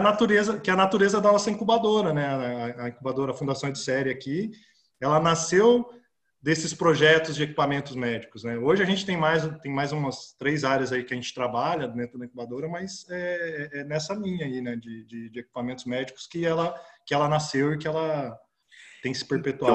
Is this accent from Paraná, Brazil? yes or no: yes; Campo Mourão, Paraná, Brazil; also born or lived in Curitiba; eu nasci em Campo Mourão, né? E fui para estudar em, Curitiba, fazer é, terceiro ano lá